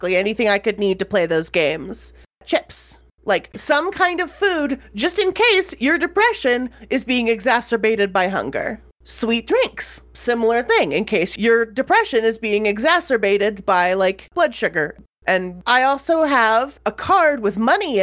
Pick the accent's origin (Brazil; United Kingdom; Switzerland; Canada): Canada; I'm a Canadian